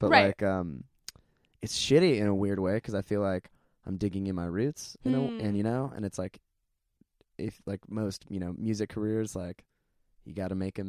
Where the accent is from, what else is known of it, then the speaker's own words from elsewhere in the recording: Orange County, Southern California, United States; moved away as an adult; now in Los Angeles, United States; I was born and raised in Southern California.